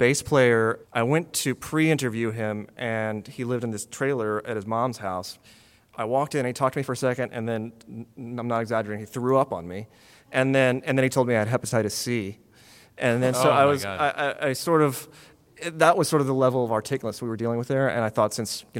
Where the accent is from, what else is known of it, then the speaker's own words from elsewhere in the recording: Texas, United States; I grew up in Texas as a rock fan in the 80s